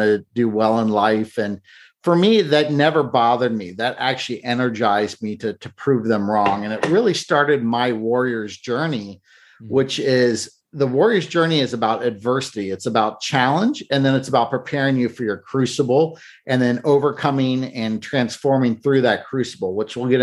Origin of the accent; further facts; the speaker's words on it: Cincinnati, Ohio, United States; I grew up in Cincinnati, Ohio